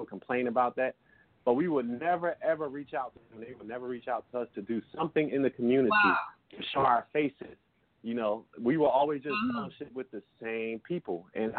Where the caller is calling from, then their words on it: Philadelphia, Pennsylvania, United States; I'm calling from Philly, Pennsylvania.